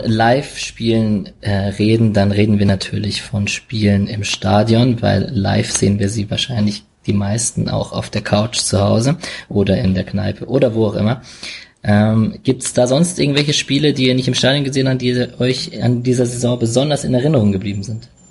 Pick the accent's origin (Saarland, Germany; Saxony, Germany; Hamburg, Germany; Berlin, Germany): Berlin, Germany; ich komme ja aus Berlin